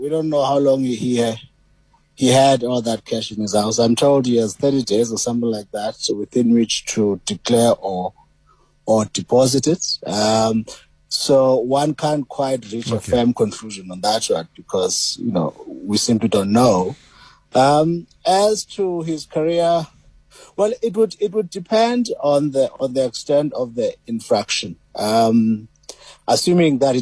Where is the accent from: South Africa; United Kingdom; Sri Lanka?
South Africa; Port Elizabeth, Eastern Cape; Well, I grew up in PE, actually, in Zwide. Born in New Brighton, grew up in Zwide, PE.